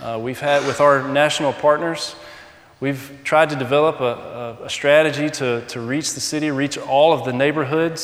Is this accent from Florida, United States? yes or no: no; South Georgia, United States; moved away as an adult; now in Tete, Mozambique; growing up in South Georgia